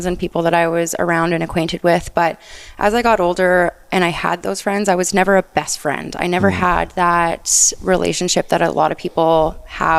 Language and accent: English; Onoway, Alberta, Canada; I grew up in a small town, Onaway, just outside of the city.